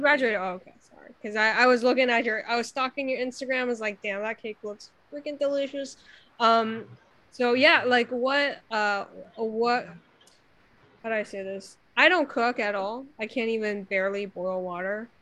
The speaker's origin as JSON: {"language": "English", "country": "China", "tie": "born or raised there", "moved": "yes", "lives_now": "United States", "said": "I grew up in China in like the 90s"}